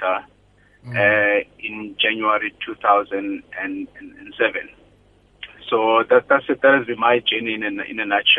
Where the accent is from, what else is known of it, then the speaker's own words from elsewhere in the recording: Grahamstown, Eastern Cape, South Africa; moved away as an adult; I was born and bred in the Eastern Cape in a farm near Grahamstown.